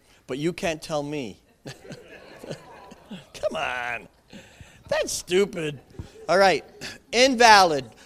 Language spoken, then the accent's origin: English; Canada; We in Canada